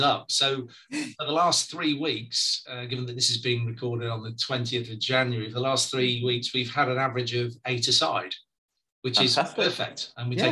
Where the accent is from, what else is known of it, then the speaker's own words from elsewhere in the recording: Preston, North West England, United Kingdom; I was born and brought up in Preston in Lancashire